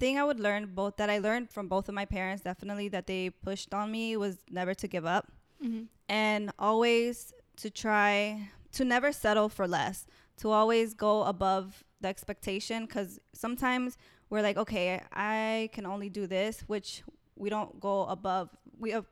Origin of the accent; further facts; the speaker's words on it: Langley Park, Maryland, United States; moved away as an adult; now in Virginia, United States; I am a DMVer. I grew up in Maryland, Langley Park.